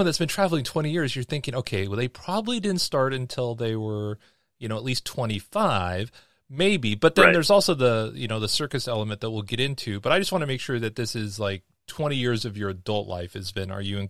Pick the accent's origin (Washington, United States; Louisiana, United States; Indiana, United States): Washington, United States; Seattle; moved away; also born or lived in Bellingham, Washington; I was born in Seattle, and my parents lived in Bellingham, and then we did all the little island hopping kind of stuff over there